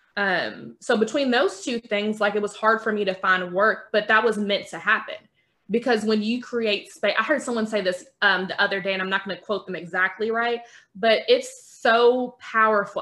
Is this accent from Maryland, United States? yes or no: no; Kentucky, United States; I'm from Kentucky